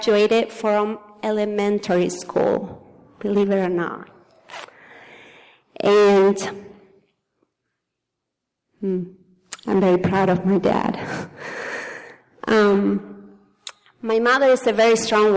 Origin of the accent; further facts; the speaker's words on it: Argentina; English is a second language; moved away; I was born in Argentina in a very, very small town of 120 people.